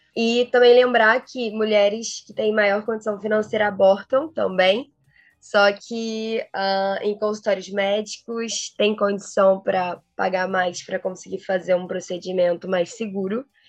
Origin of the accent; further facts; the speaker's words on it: Rio de Janeiro, Brazil; sou carioca, tenho 23 anos